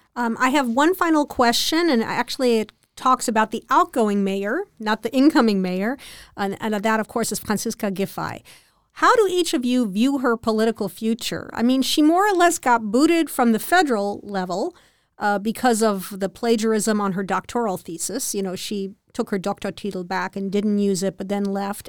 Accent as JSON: {"language": "English", "country": "United States", "moved": "yes", "lives_now": "Berlin, Germany", "said": "as an American"}